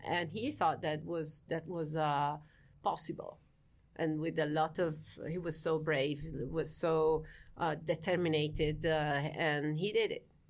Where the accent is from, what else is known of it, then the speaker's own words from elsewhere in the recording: Friuli-Venezia Giulia, Italy; I'm from, uh, Friuli, Venezia, Giulia, which is the northeastern re-, uh, region of Italy.